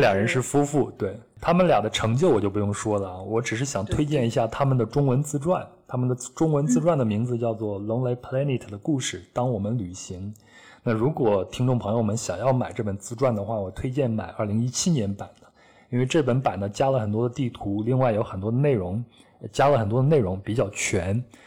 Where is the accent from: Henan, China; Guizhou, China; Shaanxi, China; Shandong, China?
Henan, China; moved away; 小时候生活在河南山区的小孩子